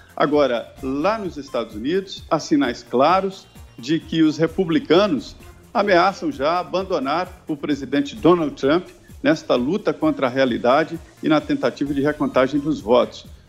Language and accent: Portuguese; Minas Gerais, Brazil; Eu sou de Minas Gerais, é um estado que leva a mineração no próprio nome